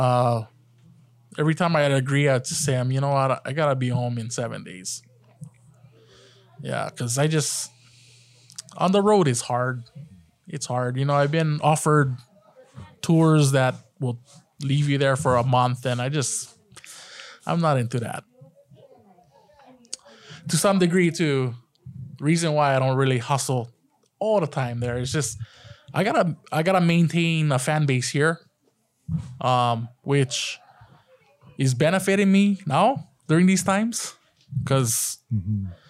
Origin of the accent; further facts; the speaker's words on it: Hawaii, United States; my last name being Japanese and from the islands